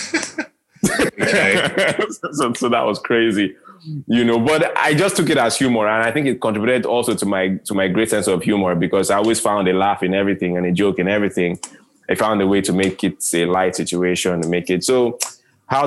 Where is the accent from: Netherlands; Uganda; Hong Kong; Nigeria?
Nigeria; I was born in Black Africa, I was born in Nigeria, third world Africa